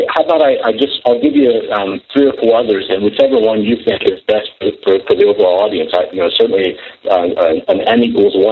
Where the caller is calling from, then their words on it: Maryland, United States; I'm in Maryland today.